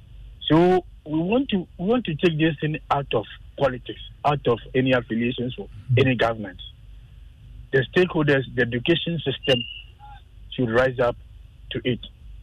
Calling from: Sakumono, Greater Accra, Ghana; I'm calling from Sakumano.

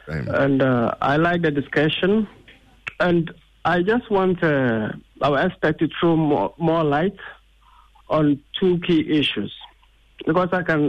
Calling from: Accra, Greater Accra, Ghana; a public speaking coach, and I'm calling from Accra.

